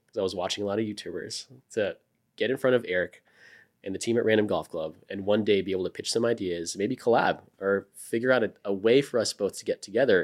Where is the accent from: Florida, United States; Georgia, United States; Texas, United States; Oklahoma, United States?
Florida, United States; moved away as an adult; now in Austin, United States; I grew up in Florida